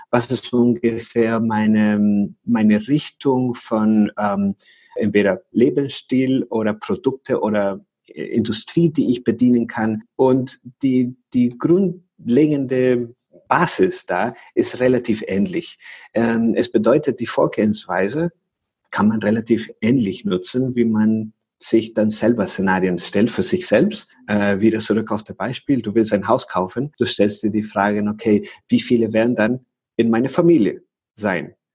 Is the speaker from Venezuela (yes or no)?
yes; Venezuela; German is a second language; Und ich komme aus Venezuela